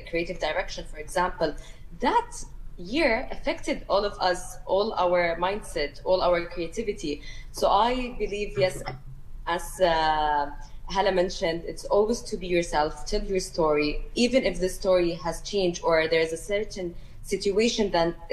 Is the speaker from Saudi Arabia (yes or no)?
yes; Saudi Arabia; I'm, I'm from Saudi. I grew up in Saudi